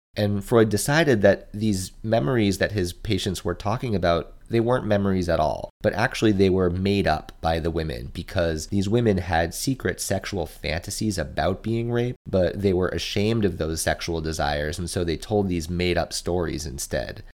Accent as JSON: {"language": "English", "country": "United States", "said": "we as American consumers"}